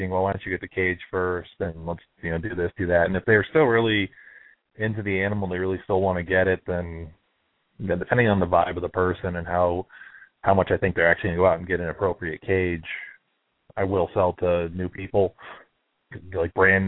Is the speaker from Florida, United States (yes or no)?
yes; Florida, United States; moved away; I'm also from Florida originally, and I moved up here